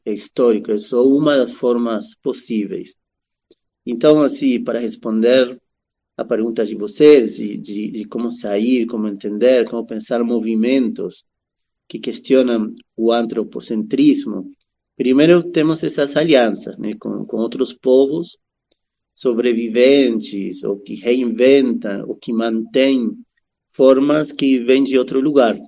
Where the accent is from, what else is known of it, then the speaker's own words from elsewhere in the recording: Argentina; also born or lived in Brazil; now in São Paulo, Brazil; eu nasci na Argentina, mas já um, faz um bom tempo que estou por aqui no Brasil